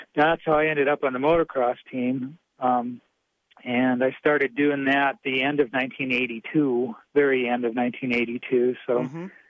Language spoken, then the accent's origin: English; Wisconsin, United States; I grew up in Wisconsin.